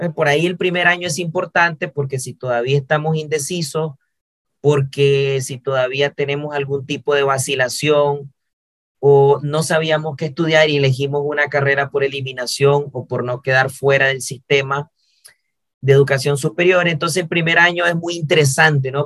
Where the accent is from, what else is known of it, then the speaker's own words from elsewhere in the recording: Nicaragua; mi país, en Nicaragua